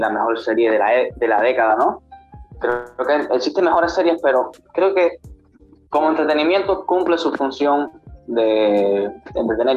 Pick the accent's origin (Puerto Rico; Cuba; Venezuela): Cuba; soy de La Baja, Cuba